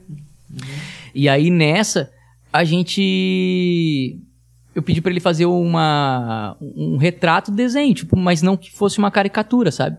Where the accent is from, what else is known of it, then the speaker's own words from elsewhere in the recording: Tramandaí, Rio Grande do Sul, Brazil; A gente nasceu na mesma cidade, somos de Tramandaí, Rio Grande do Sul, litoral gaúcho